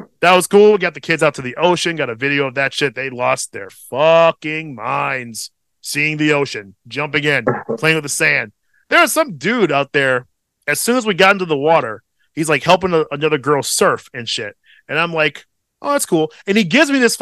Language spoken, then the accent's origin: English; Midwest, United States; as a Midwesterner